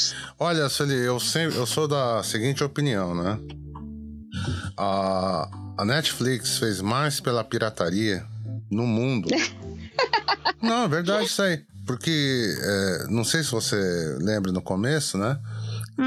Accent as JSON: {"language": "Portuguese", "country": "Brazil", "moved": "yes", "lives_now": "Japan", "said": "a gente, enquanto brasileiro"}